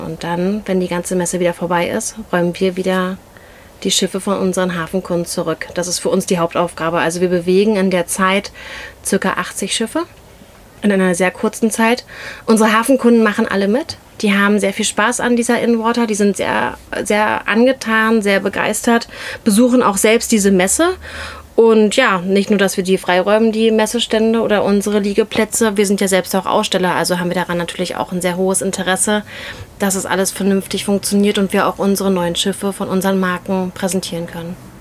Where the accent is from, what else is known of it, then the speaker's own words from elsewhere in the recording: Berlin, Germany; auch gebürtige Berlinerin